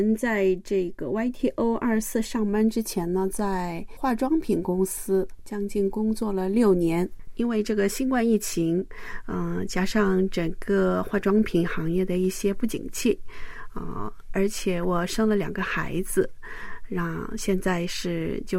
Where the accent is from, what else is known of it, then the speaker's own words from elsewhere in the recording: Mudanjiang, Heilongjiang, China; born there; 然后呢，我出生在牡丹江，然后我的亲戚在吉林给我落户口的时候，把雷写成了雪字。